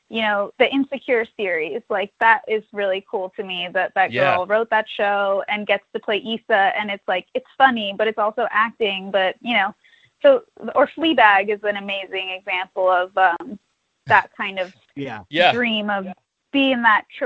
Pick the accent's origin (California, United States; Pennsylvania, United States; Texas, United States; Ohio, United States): California, United States; Los Angeles; also born or lived in New York; Well, I grew up in Los Angeles, so I was doing, like, commercials when I was a little kid